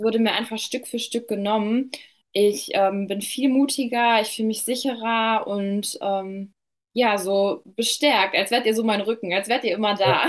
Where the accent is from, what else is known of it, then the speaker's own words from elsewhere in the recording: near Dortmund, North Rhine-Westphalia, Germany; komme aus der Nähe von Dortmund